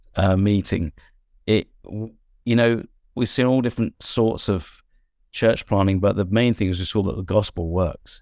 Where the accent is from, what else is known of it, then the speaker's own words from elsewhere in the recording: England, United Kingdom; as an English person